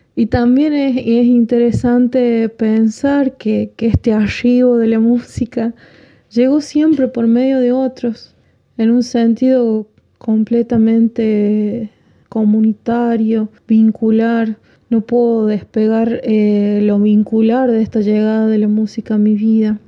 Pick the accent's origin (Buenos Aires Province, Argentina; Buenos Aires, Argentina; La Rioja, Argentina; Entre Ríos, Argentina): La Rioja, Argentina; Yo soy de la, parte más linda de la provincia